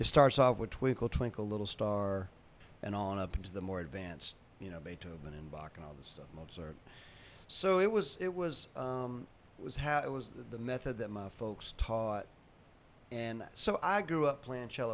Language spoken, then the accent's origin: English; North Carolina, United States; moved away; also born or lived in Jacksonville; I grew up in North Carolina